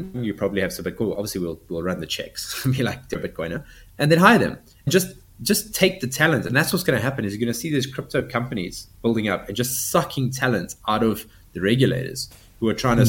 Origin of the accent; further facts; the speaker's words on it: South Africa; I'm seventh generation South African. I'm not going anywhere.